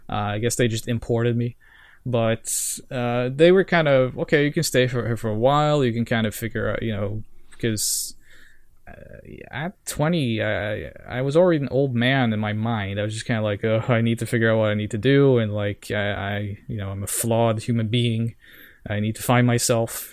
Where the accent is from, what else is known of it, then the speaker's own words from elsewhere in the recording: Norway; English is a second language; also born or lived in Sao Paulo, Brazil; I'm from Norway.